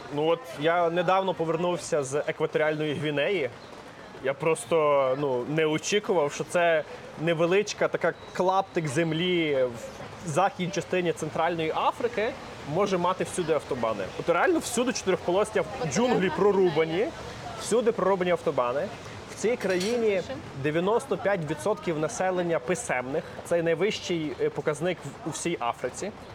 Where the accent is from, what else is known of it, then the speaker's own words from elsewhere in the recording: Lviv, Lviv Oblast, Ukraine; я сам зі Львова